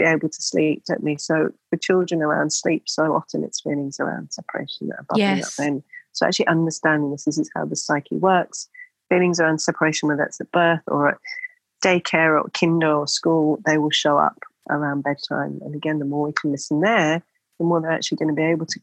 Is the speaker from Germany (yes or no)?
no; England, United Kingdom; now in Australia; because we're both from England originally